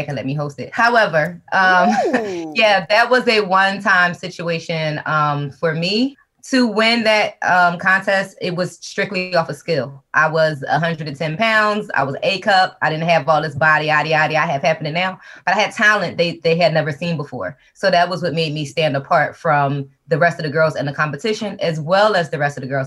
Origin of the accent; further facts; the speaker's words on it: Philadelphia, Pennsylvania, United States; I'm originally from Philadelphia